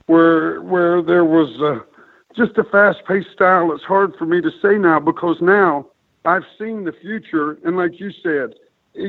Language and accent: English; Chillicothe, Ohio, United States; as a six-year-old boy growing up in Chillicothe, Ohio